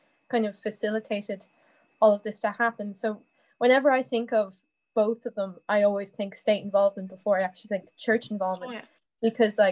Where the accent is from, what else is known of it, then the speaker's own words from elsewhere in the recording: Ireland; as an Irish woman, Irish women, as we all are.